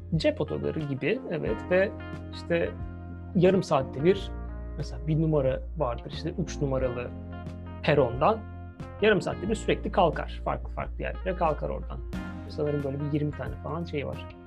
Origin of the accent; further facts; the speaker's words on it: Turkey; moved away as an adult; also born or lived in Bournemouth, England; bir Türk olarak böyle bir kadroyduk